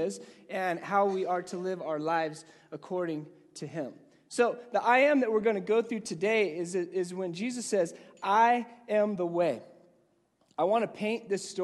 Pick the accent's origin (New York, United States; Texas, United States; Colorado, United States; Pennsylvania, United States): Colorado, United States; Gunnison; moved away as an adult; also born or lived in Virginia; When I went to college, I remember I lived in Gunnison, Colorado